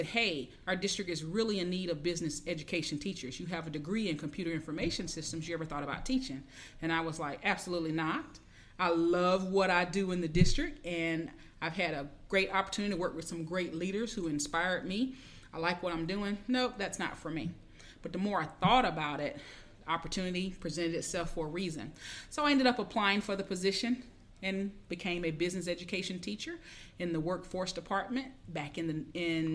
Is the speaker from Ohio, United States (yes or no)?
no; Pensacola, Florida, United States; I'm from Pensacola, Florida